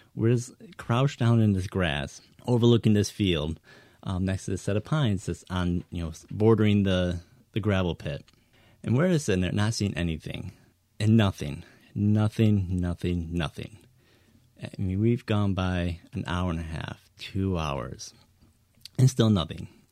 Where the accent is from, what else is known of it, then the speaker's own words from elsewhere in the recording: Northern Michigan, United States; growing up in Northern Michigan